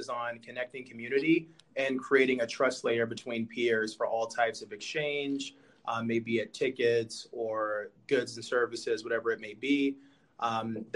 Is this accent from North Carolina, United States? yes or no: yes; Charlotte, North Carolina, United States; I'm originally from Charlotte, North Carolina.